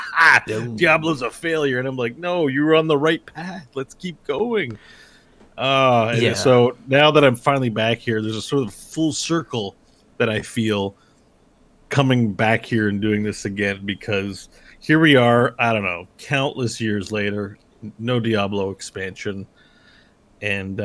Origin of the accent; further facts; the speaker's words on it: Canada; I'm Canadian